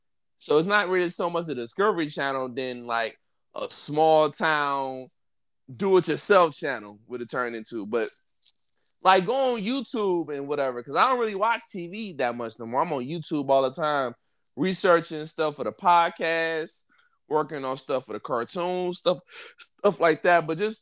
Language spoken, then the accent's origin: English; Detroit, Michigan, United States; you both from the inner city, right? We both you from the North End. I'm from Linwood. We both from like rough parts of Detroit.